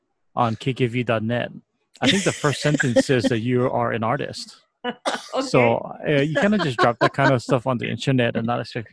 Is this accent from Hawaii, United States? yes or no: yes; Hawaii, United States; I just have a fear of not being Hawaiian enough.